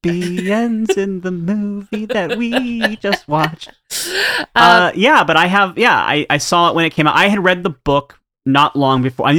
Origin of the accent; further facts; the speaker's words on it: Columbus, Ohio, United States; My hometown.